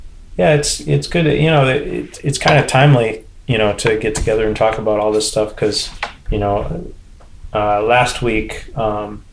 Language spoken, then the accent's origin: English; Portsmouth, New Hampshire, United States; also born or lived in Japan / Seattle, Washington / Portland, Oregon; Growing up in the Portsmouth area